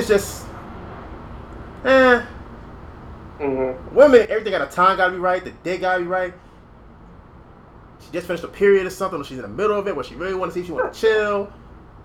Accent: New York City, New York, United States; I'm from the Bronx.

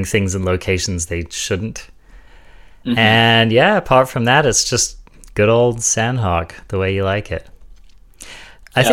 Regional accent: United Kingdom; I'm British

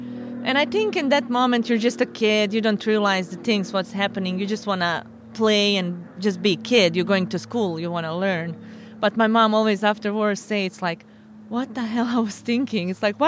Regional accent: Sarajevo, Federation of Bosnia and Herzegovina, Bosnia & Herzegovina; moved away as an adult; also born or lived in Zvornik, Bosnia; now in California, United States; My hometown is a small town in Bosnia named Zvornik, but mm-hmm. I grew up in Sarajevo. My parents moved when I was like 4 years old. Mm-hmm. So I grew up all my life in Sarajevo until I moved to California.

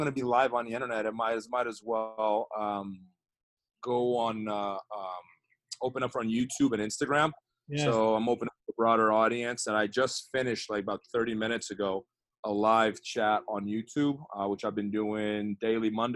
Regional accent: Brazil; moved away as an adult; now in United States; growing up in Brazil was fun, man. Like I wouldn't change my childhood in Brazil for anything in the world.

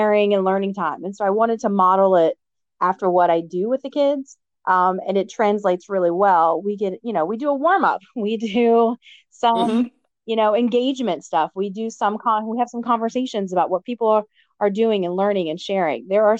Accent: Amelia County, Virginia, United States; I'm from Amelia County, okay. One stoplight, but, you know, great community.

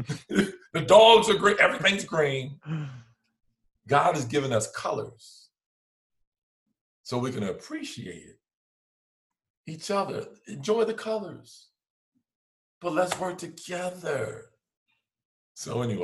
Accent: Linden, New Jersey, United States; also born or lived in South Boston, Virginia; growing up in London, New Jersey

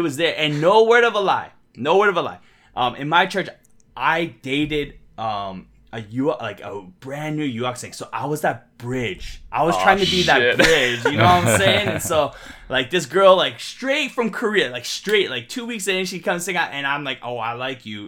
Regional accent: St. Catharines, Ontario, Canada; also born or lived in Toronto / Hamilton; Born in Toronto, raised in St. Catharines, and then Hamilton, and then Toronto

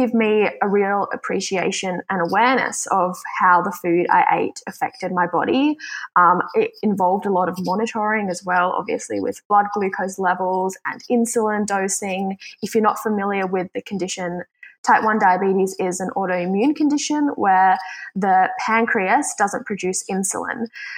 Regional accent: Switzerland; now in Australia; I am originally from Switzerland, though, but I call Australia home because I've been living here for a really long time.

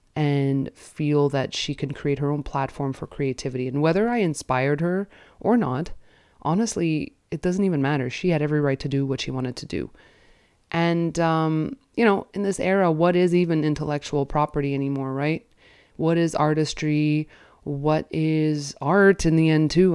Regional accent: Canada; as a Canadian

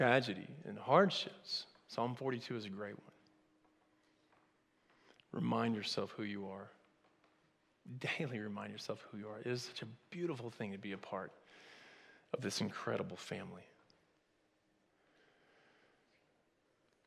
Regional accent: Oklahoma, United States; my mama used to tell me growing up in Oklahoma

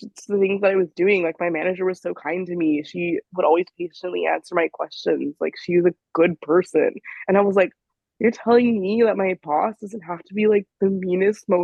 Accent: California, United States; moved away as an adult; now in New York, United States; I'm from California, so I went to UCLA

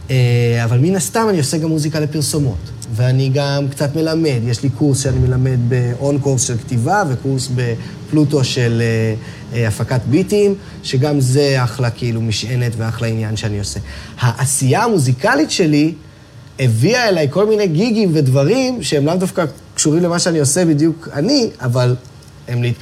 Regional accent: Tel Aviv, Tel Aviv District, Israel; אני תל אביבי מלידה.

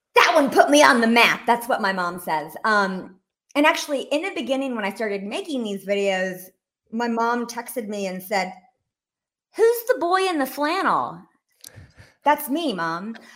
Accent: Rome, Georgia, United States; moved away as an adult; also born or lived in Washington, D.C.; I was raised in Rome, Georgia, which is, um, northeast Georgia

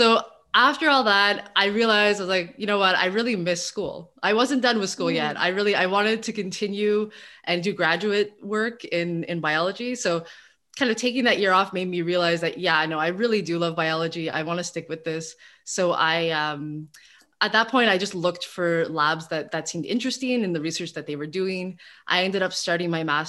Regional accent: Montreal, Quebec, Canada; I'm originally from Montreal, so I went through the Seja system and I did all my schooling in Montreal

